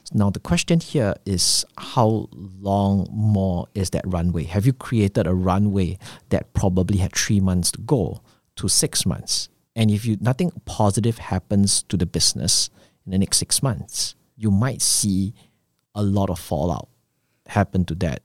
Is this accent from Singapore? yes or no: yes; Singapore; I'm from Singapore